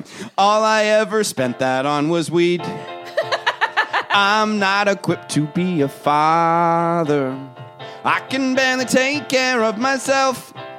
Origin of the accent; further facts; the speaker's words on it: Toronto, Ontario, Canada; I'm like, I grew up in Toronto. My parents.